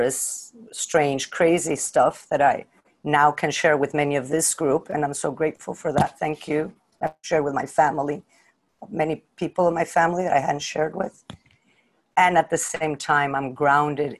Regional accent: Mexico; I'm from Mexico

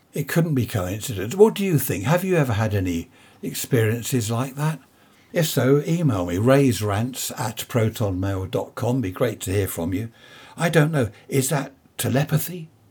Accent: Carshalton, London, United Kingdom; I was born in Saint Helier Hospital, if anyone knows it. Carl Shorten, up in Surrey there

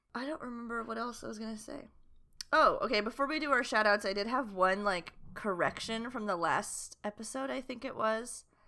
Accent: the South, United States; we're from the South

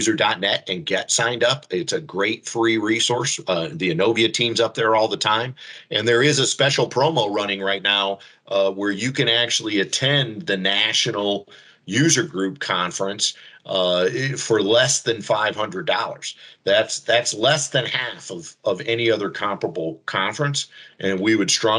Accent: South Bend, Indiana, United States; I grew up in South Bend my whole life, just as Steve did.

